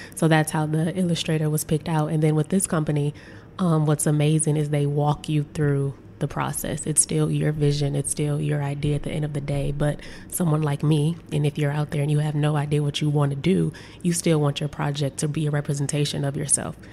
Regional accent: Saginaw, Michigan, United States; I'm from Saginaw, Michigan

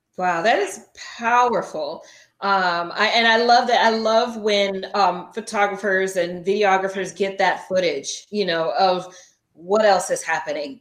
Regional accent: California, United States; moved away; I grew up in California

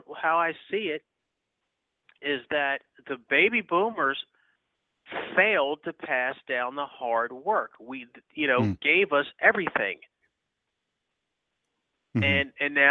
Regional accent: Los Angeles, California, United States; now in Dover, Delaware, United States; I'm from South Central Los Angeles. There's a place called Watts where, you know, my parents and others burned the city down

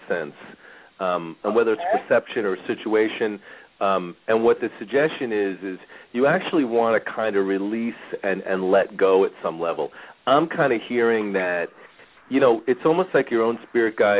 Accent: Bethpage, New York, United States; accent: New Yorker; moved away as an adult; now in Phoenix, United States; I grew up in Bethpage, Massapequa area. So I was kind of in the middle of the island. A lot of times people still hear the New Yorker in me, I guess, even though I've been in Phoenix for 20 years

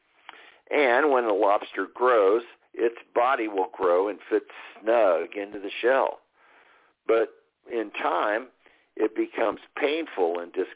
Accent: Texas, United States; we say down here in Texas

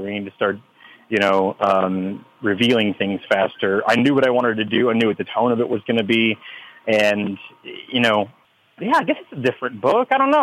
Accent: Texas, United States; a flag that is that is flown here in Texas

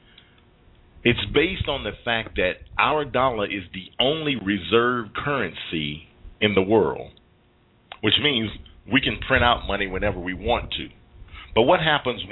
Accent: United States; we as American citizens

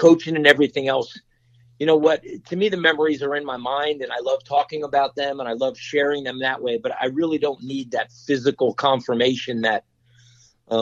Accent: Normandy Beach, New Jersey, United States; I grew up in Normandy Beach.

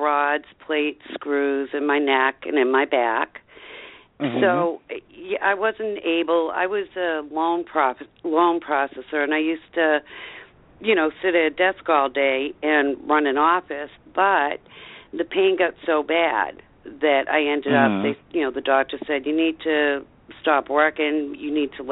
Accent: Avon, Massachusetts, United States; also born or lived in Raynham, Massachusetts; I'm from Avon

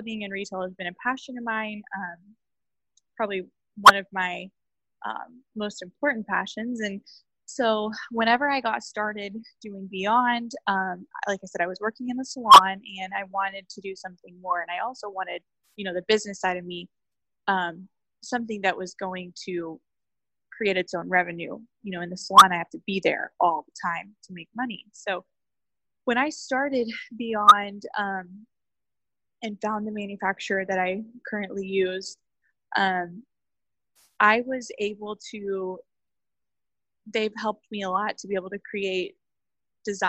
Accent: Oklahoma, United States; I grew up in a really small town in Oklahoma.

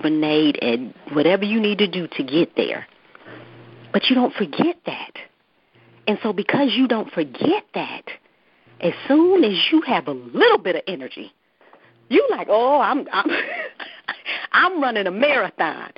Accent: Detroit, Michigan, United States; Yes, I am, born and raised.

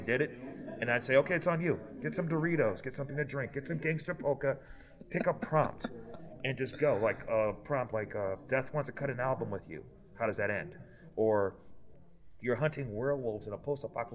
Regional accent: Detroit, Michigan, United States; now in Akron, United States; I'm from Detroit, Michigan. I currently reside in Akron

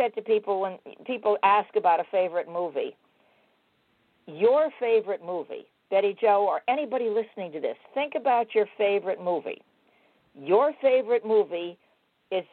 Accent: Los Angeles, California, United States; I was raised in Hollywood

